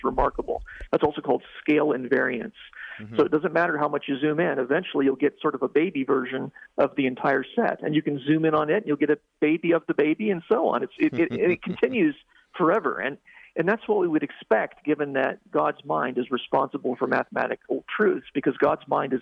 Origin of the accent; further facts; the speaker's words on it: Ohio, United States; when I was a youngster, growing up in Ohio